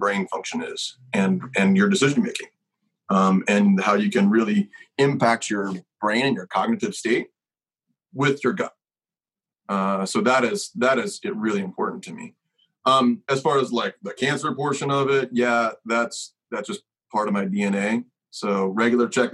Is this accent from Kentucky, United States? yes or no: yes; Kentucky, United States; I'm from Kentucky